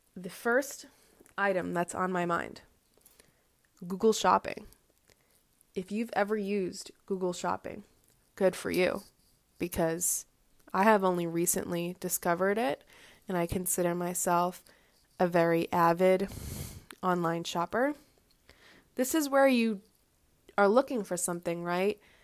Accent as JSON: {"language": "English", "town": "Boston", "region": "Massachusetts", "country": "United States", "said": "I am from the Boston area"}